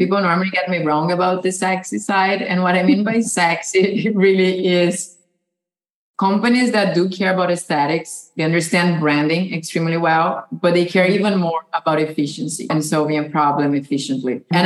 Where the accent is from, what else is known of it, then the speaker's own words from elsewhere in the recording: Brazil; moved away as an adult; now in United States; I was born and raised in Brazil